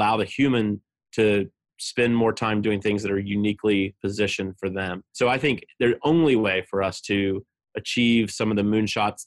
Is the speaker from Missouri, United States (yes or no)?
no; southeastern Ohio, United States; moved away as an adult; also born or lived in Baltimore, Maryland; my hometown, which is, again, a small rural town in southeastern Ohio